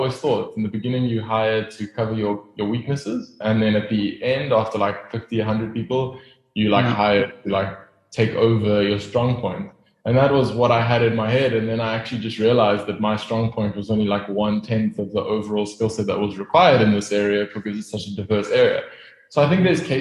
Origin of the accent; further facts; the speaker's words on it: Pretoria, Gauteng, South Africa; moved away as an adult; now in Cape Town, South Africa; I grew up in Pretoria. Not a great place, don't go there. I left as soon as I could.